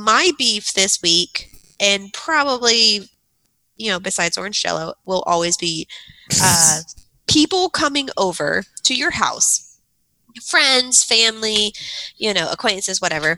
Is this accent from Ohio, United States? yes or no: yes; Ohio, United States; also born or lived in West Virginia; I was born in West Virginia, but raised in Ohio.